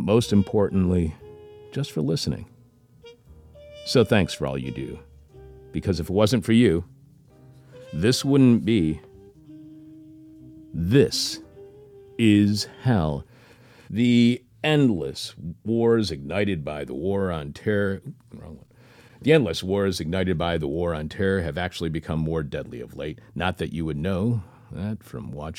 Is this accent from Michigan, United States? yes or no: yes; Detroit, Michigan, United States; I grew up in Detroit